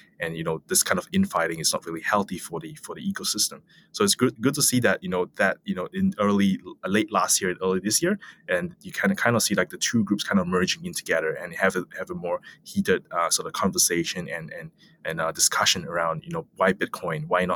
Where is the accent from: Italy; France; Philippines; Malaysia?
Malaysia; I come from Malaysia